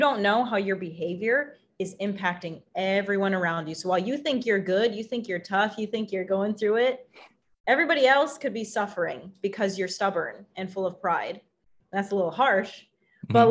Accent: Wisconsin, United States; in the Midwest because I grew up in Wisconsin

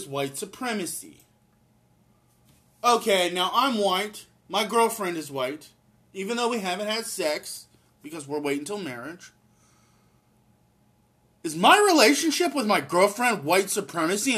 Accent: United States; I'm an American

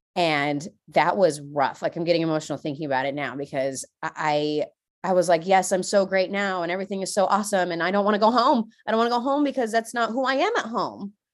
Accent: San Diego, California, United States; moved away as an adult; now in Washington, United States; I'm from California, y'all, okay? I left sunny beaches of San Diego

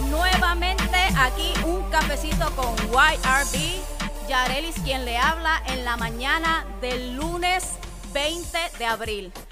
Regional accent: Puerto Rico; now in United States; Soy nacida y criada en Puerto Rico y en los últimos 12 años de mi vida los he vivido en los Estados Unidos

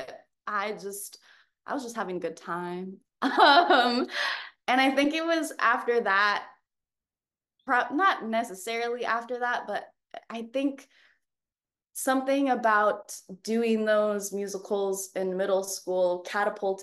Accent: Auburn, Washington, United States; moved away as an adult; now in New York, United States; I'm from a city 30 minutes south in the suburbs called Auburn, Washington

